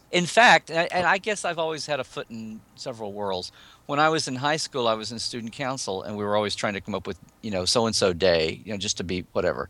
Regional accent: Oklahoma City, Oklahoma, United States; moved away as an adult; now in California, United States; I'm originally from Oklahoma and moved down to California fifteen years ago.

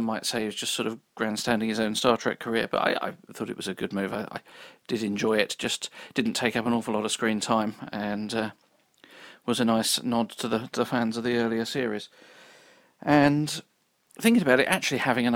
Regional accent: United Kingdom; I'm British and therefore, by definition, grew up on a diet of Doctor Who and time travel

